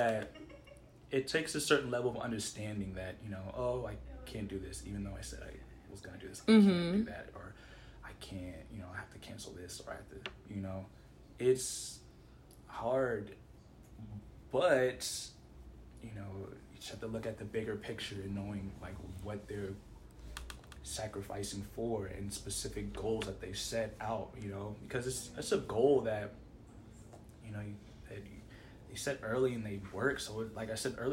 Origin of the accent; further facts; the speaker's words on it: Nigeria; we're Nigerian